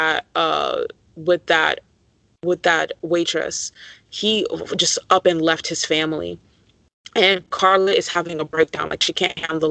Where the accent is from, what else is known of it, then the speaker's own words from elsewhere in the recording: South Florida, United States; I grew up in South Florida